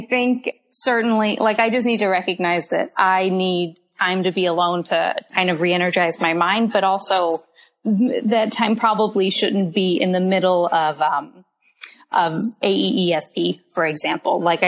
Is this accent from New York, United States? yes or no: no; Tampa, Florida, United States; moved away as an adult; also born or lived in Durham, North Carolina; I grew up on the coast of Florida in a suburb of Tampa